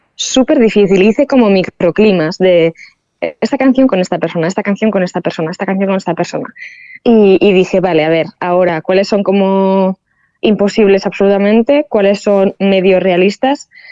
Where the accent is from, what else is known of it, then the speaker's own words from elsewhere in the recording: San Sebastián, Basque Country, Spain; soy una chica vasca